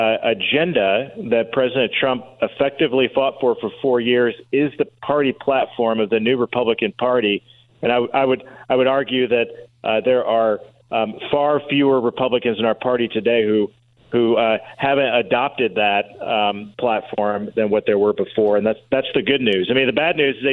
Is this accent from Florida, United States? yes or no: no; Indiana, United States; my home state